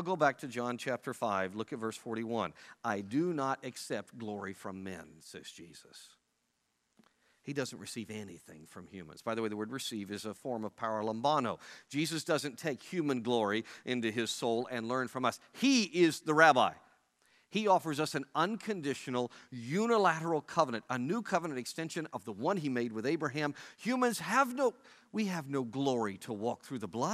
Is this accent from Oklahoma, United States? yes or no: yes; Oklahoma, United States; moved away; I'm from Oklahoma where Johnny Bench is from